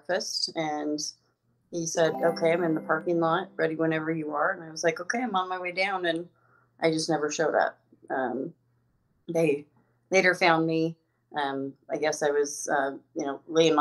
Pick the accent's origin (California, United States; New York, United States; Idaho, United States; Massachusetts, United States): Idaho, United States; Twin Falls; moved away as an adult; now in Denver, United States; I'm from Twin Falls, Idaho. Well, more in the rural county or in Buell, Idaho. It's a little town off of Twin Falls, but they're in southern Idaho